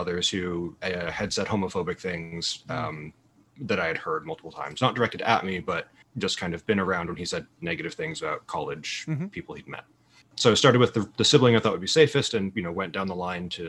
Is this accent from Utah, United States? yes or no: yes; Provo, Utah, United States; I grew up in Provo, Utah